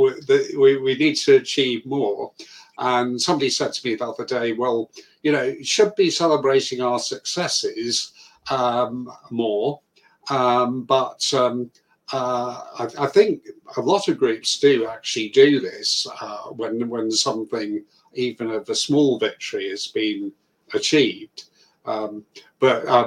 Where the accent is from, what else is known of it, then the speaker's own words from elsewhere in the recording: Guernsey; moved away as an adult; now in United Kingdom; I'm originally from Guernsey